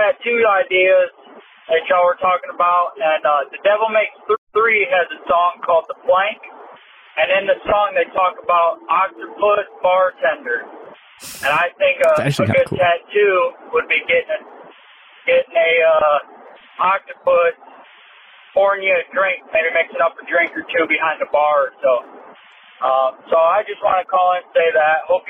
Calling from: Northern Ohio, United States; I'm calling from Northern Ohio.

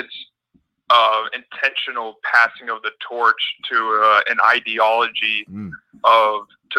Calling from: Hawaii, United States; It's … from Hawaii.

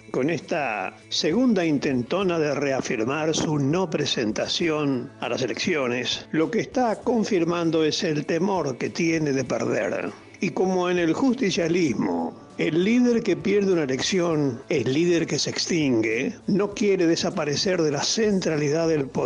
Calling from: Avellaneda, Buenos Aires Province, Argentina; de Avellaneda.

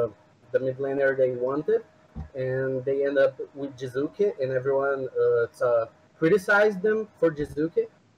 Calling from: Brazil; I'm calling from Brazil, actually.

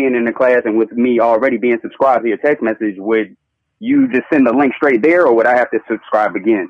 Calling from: Charlotte, North Carolina, United States; I'm calling from Charlotte, North Carolina.

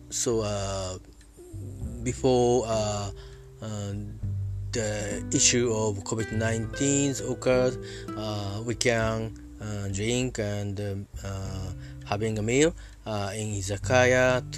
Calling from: Japan; I'm talking from Japan uh, at my home.

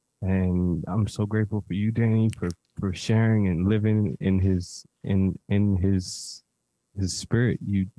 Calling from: Mexico; I'm calling actually from Mexico.

